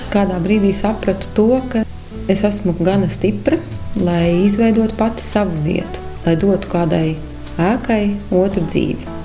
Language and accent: Latvian; Kuldīga, Kuldīga Municipality, Latvia; moved away; lai gan ilgus gadus tur vairs nedzīvoju. Sirdī kuldīga man vienmēr būs mīļa.